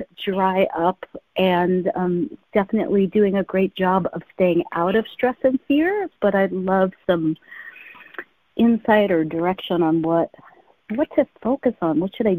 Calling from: San Francisco, California, United States; Hi, it's … in San Francisco.

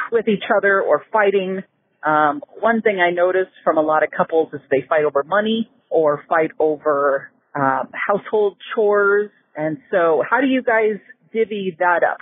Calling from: Oregon, United States; I'm calling from Oregon.

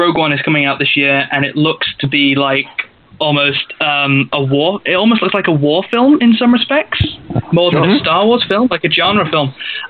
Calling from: United Kingdom; from the UK.

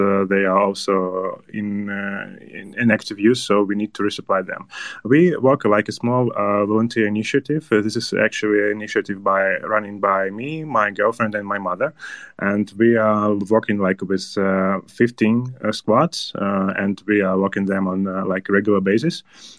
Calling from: Kyiv, Ukraine; English is a second language; I'm calling you from Kyiv.

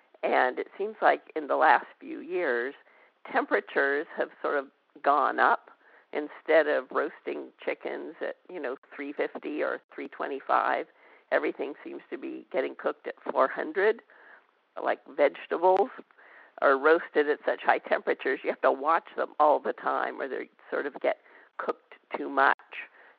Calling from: Decatur, Georgia, United States; Decatur, Georgia.

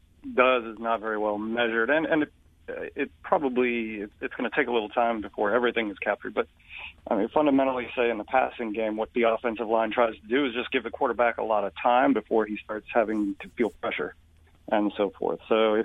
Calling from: Connecticut, United States; I am in Connecticut, near my old ESPN stomping grounds.

